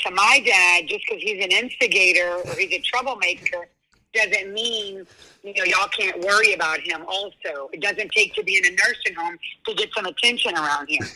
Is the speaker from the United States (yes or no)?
yes; New Orleans, Louisiana, United States; I'm from New Orleans, Louisiana